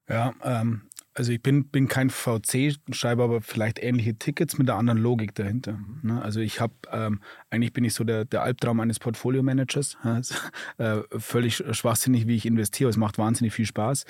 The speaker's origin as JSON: {"language": "German", "country": "Germany"}